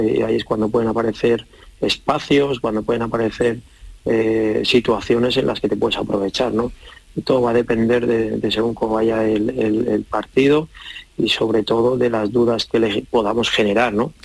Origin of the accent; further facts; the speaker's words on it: San Sebastián, Basque Country, Spain; yo soy de Donosti